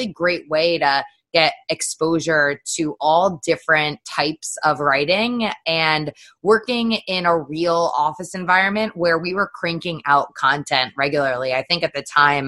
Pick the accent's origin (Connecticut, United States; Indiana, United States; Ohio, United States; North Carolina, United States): Connecticut, United States; I grew up in Connecticut and went to the University of Connecticut